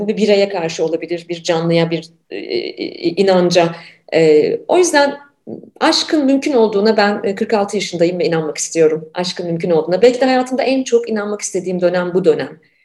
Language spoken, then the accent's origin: Turkish; Ankara, Turkey; moved away as an adult; also born or lived in Canada; 90'ları ben Ankara'da büyüdüm, 90'larda Ankara'daydım.